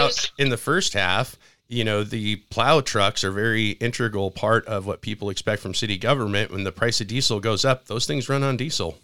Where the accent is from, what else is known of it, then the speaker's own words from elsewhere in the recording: Spokane, Washington, United States; I was born in Spokane